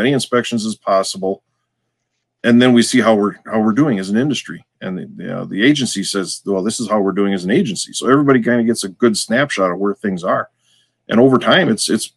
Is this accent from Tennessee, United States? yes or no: no; Wisconsin, United States; accent: Wisconsin; we have our own version of English here, in case you hadn't noticed from my accent.